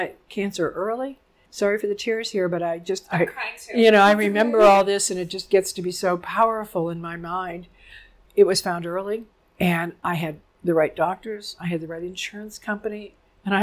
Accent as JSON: {"language": "English", "town": "Harrisburg", "region": "Pennsylvania", "country": "United States", "said": "I'm from Harrisburg, Pennsylvania. So it's central Pennsylvania"}